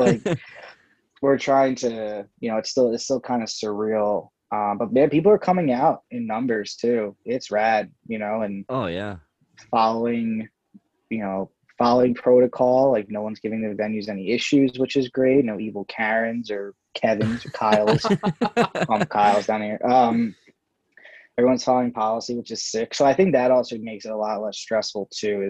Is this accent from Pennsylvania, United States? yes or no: yes; Philadelphia, Pennsylvania, United States; I'm from Philly